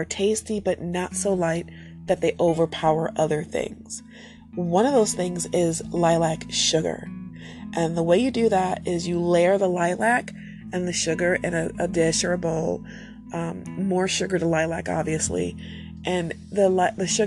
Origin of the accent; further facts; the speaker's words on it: United States; I'm American